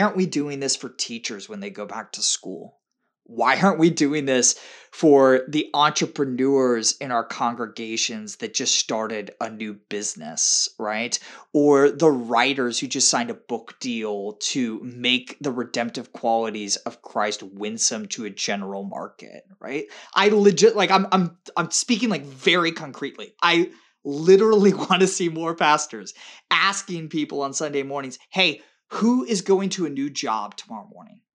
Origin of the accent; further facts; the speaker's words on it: Tampa, Florida, United States; my hometown of Tampa